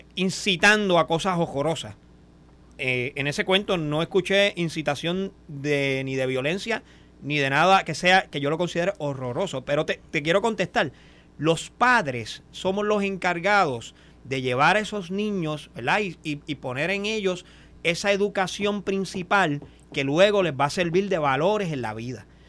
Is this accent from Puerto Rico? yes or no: yes; Boquerón, Cabo Rojo, Puerto Rico; en Boquerón, en mi pueblo